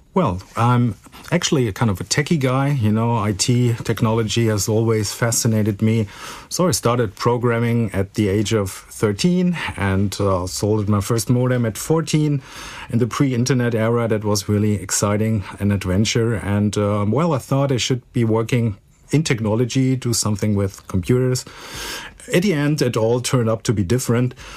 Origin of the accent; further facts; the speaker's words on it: Frankfurt, Hesse, Germany; I'm a real Frankfurter, born and raised in Frankfurt, and uh, well, most stayed most of the time here